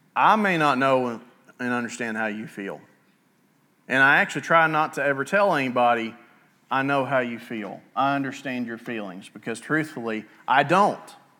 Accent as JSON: {"language": "English", "town": "Altoona", "region": "Alabama", "country": "United States", "tie": "born or raised there", "also_born_or_lived": "Rainbow City, Alabama", "lives_now": "Southside, United States", "said": "I grew up in Altoona, towards the western edge of Etowah County, way out in the middle of nowhere"}